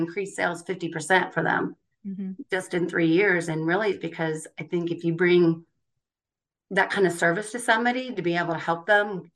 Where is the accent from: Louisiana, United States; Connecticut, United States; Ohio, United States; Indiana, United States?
Indiana, United States; Indianapolis; also born or lived in Chicago; we moved back to my hometown of Indianapolis